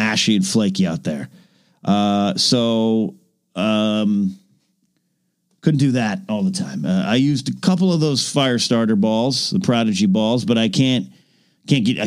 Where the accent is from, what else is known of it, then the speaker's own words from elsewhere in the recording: Arroyo Grande, California, United States; moved away; I grew up in Arroyo Grande, California